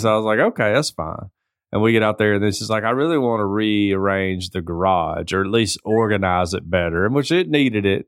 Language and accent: English; the South, United States; I'm from the South.